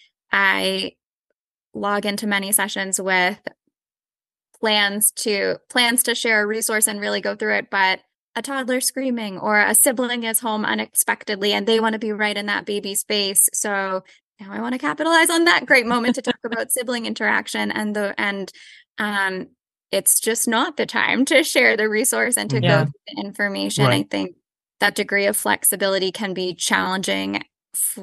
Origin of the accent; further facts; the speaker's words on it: North Attleboro, Massachusetts, United States; I grew up in North Attleboro, Massachusetts, and I stayed in Massachusetts for my entire life